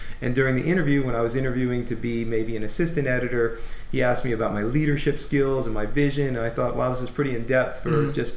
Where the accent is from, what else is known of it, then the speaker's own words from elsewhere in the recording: Gainesville, Florida, United States; also born or lived in Dunellen, New Jersey; now in Orlando, United States; I grew up in a small town called Dunellen and also Gainesville, Florida